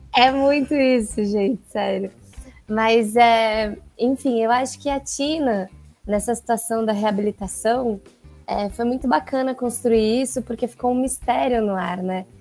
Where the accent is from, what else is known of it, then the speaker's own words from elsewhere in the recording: São Paulo, Brazil; sou de São Paulo